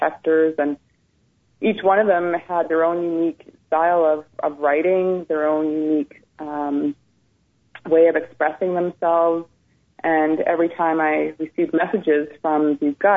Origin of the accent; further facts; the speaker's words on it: Ontario, Canada; also born or lived in British Columbia; when I was a young child, we moved from British Columbia to Ontario